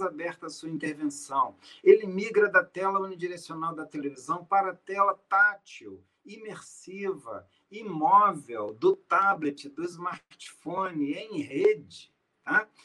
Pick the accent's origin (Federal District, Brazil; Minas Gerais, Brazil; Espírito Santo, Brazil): Minas Gerais, Brazil; Eu sou mineiro